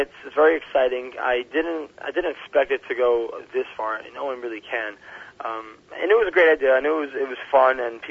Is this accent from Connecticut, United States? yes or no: yes; New Haven, Connecticut, United States; now in New York, United States; I'm originally from New Haven, Connecticut